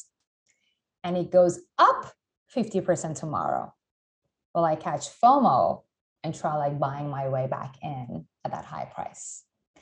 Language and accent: English; Iran; moved away; I'm originally from Iran